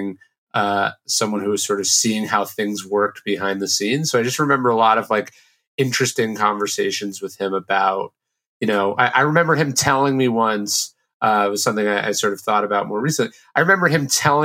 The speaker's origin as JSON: {"language": "English", "town": "Sacramento", "region": "California", "country": "United States", "tie": "born or raised there", "said": "I grew up in Sacramento, which is a pretty conservative"}